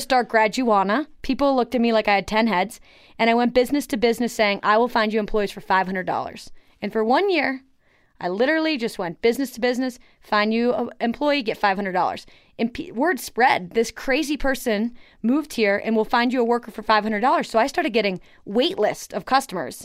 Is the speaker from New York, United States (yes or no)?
yes; Buffalo, New York, United States; now in Colorado, United States; I grew up in Buffalo, New York